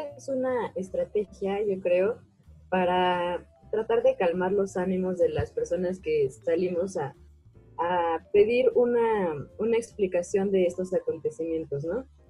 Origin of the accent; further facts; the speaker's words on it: Mexico; necesitamos también curar nuestras heridas como mexicanos